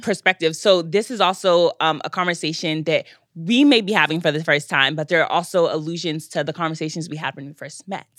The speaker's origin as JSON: {"language": "English", "country": "United States", "said": "I'm actually American"}